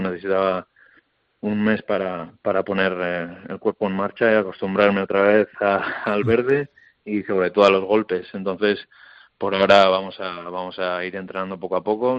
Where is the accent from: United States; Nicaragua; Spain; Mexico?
Spain; Hernani, Basque Country; siendo como soy encima de Hernani de toda la vida